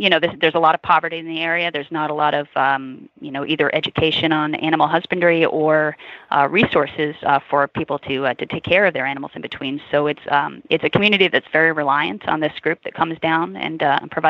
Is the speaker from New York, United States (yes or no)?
yes; Long Island, New York, United States; now in Alabama, United States; We're actually both from Long Island in New York, but we met down here in Alabama